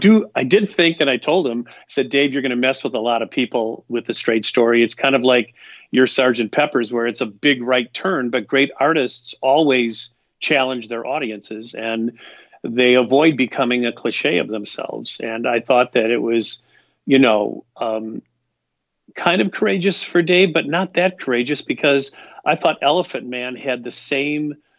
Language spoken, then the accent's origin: English; Midwest, United States; I'm a son of the Midwest. I am proud of being a Midwesterner.